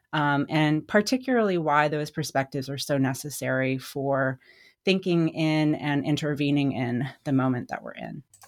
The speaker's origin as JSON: {"language": "English", "country": "United States", "tie": "born or raised there", "also_born_or_lived": "Indiana", "moved": "as an adult", "said": "growing up in Wyoming, Colorado, um, where I stopped living full-time in around two thousand six"}